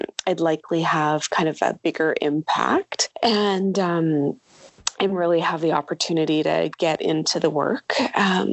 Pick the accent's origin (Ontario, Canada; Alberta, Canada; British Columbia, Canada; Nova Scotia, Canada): British Columbia, Canada; Vancouver; moved away as an adult; now in Yellowknife, Canada; I'm originally from Vancouver